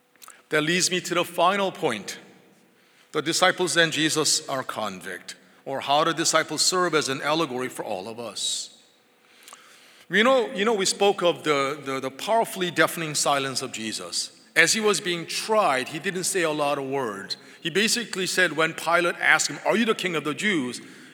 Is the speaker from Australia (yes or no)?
no; England, United Kingdom; I'm English, and that meant that when I was born, I was baptized into the Church of England.